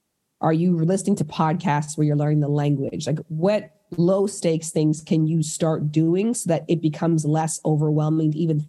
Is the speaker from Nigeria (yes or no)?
no; Toronto, Ontario, Canada; now in Los Angeles, United States